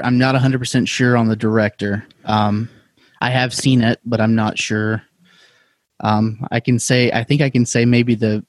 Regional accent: Alabama, United States; It takes place in Alabama, which is my home state.

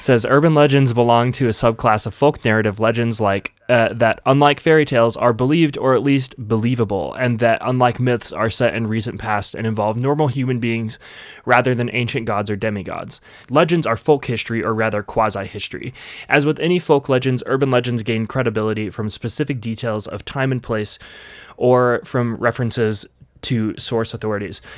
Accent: Vernal, Utah, United States; in Dry Fork, which is just outside of where we grew up in Vernal

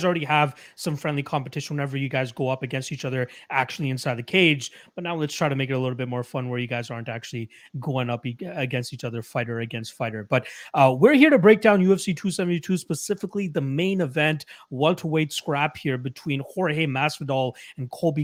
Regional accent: Toronto, Ontario, Canada; I'm from Toronto myself, so I definitely feel all that that snow and stuff

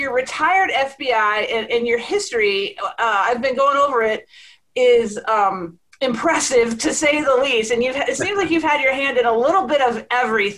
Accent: Dallas, Texas, United States; I grew up in Dallas

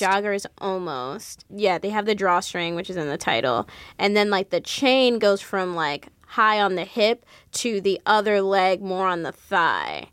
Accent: Jersey City, New Jersey, United States; Growing up in Jersey City

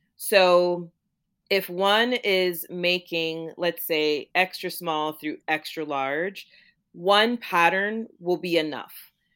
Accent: Florida, United States; also born or lived in Jamaica; my family is from Jamaica, and I grew up in Florida

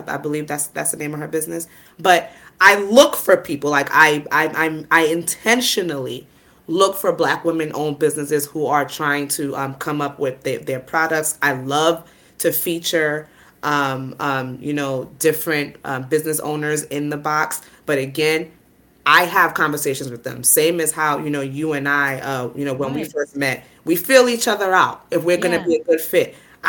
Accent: Nigeria; not only am I a mother, I'm Nigerian. I understand the culture. I understand what comes with, doing an omugwo.

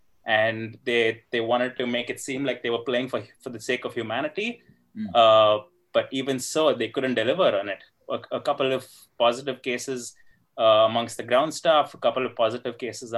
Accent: Bangalore, Karnataka, India; I'm from Bangalore

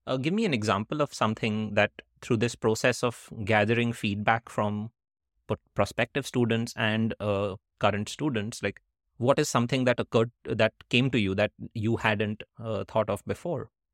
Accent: India; moved away as an adult; also born or lived in Netherlands / United States; growing up in India

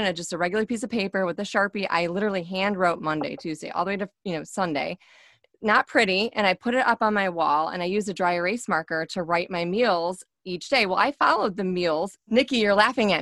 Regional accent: Michigan, United States; moved away; I'm from Michigan. So originally, so we say pop

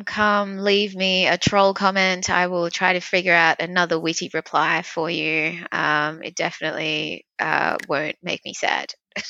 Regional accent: Australia; And I grew up in Australia.

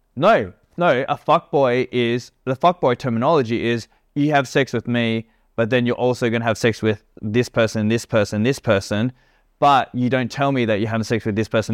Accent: Australia; also born or lived in Perth; now in Bali, Indonesia; I'm an Australian

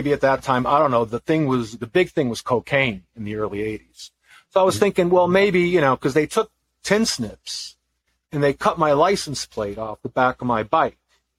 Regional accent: Massachusetts, United States; also born or lived in California; my hometown because I was living in Massachusetts

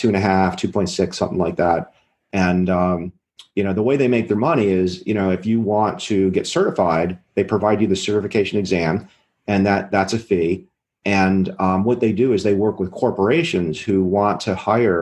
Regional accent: Maryland, United States; I'm from Maryland.

